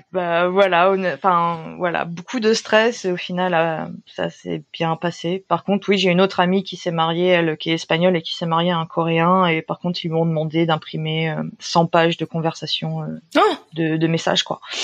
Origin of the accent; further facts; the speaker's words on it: France; moved away as an adult; also born or lived in Japan; now in Busan, South Korea; je suis française